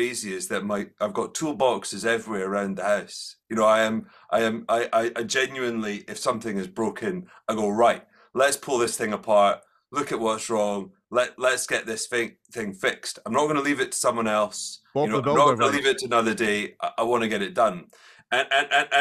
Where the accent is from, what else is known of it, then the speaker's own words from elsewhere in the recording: Edinburgh, Scotland, United Kingdom; I grew up in Collington, which was lovely. I think Edinburgh is a special place